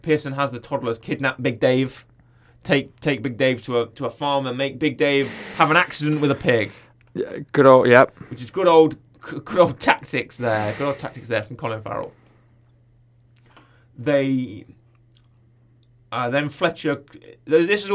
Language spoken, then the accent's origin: English; United Kingdom; as we call them in the UK